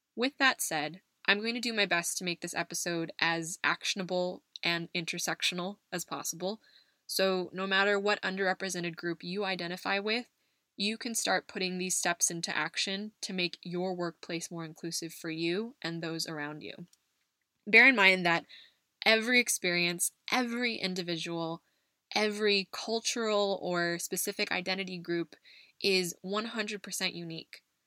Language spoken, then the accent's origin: English; United States; moved away; my home country of the US